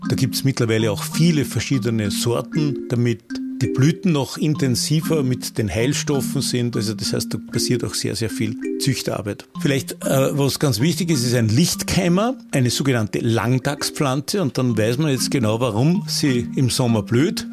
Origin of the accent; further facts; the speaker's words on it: Austria; bei uns in Österreich